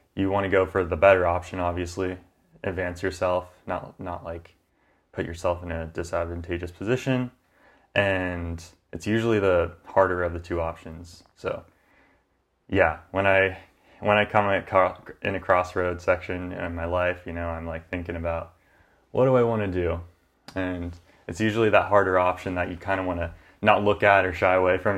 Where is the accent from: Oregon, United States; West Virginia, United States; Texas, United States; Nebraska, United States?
Oregon, United States; Grants Pass; also born or lived in Corvallis; I came back from Corvallis to Grants Pass, my hometown